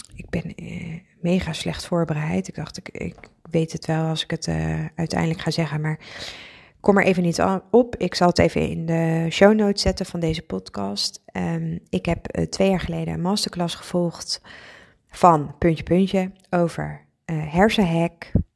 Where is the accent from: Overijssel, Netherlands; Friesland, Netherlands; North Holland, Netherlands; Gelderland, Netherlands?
Friesland, Netherlands; ik ben Fries, ik woon ook in Friesland